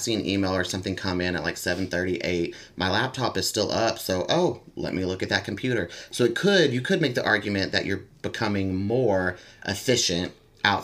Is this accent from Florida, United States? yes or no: no; Texas, United States; I remember growing up in Texas in the South